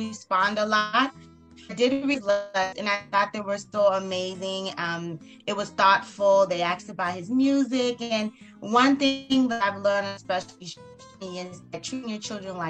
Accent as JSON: {"language": "English", "region": "South Carolina", "country": "United States", "moved": "yes", "lives_now": "South Florida, United States", "said": "I'm actually from South Carolina"}